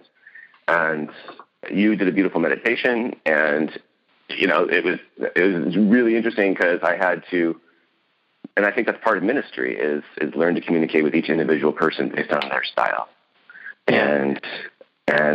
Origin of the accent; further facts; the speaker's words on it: West Coast, United States; I'm from the West Coast